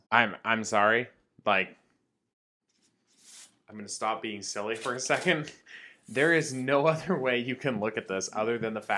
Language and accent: English; United States; as an American people